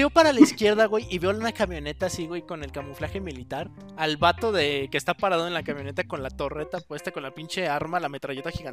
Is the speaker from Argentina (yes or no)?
no; Mexico; ¿qué hice como buen mexicano?